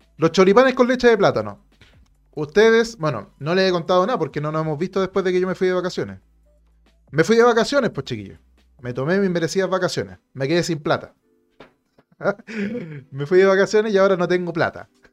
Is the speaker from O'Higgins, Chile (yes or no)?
no; Santiago, Santiago Metropolitan Region, Chile; lo entendemos acá en Santiago